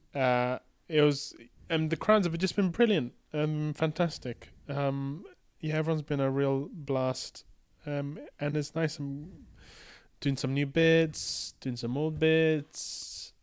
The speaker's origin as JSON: {"language": "English", "country": "Malaysia", "tie": "born or raised there", "moved": "yes", "said": "I grew up playing this in Malaysia, in the ga-, game arcades, in Kotak and the Balu"}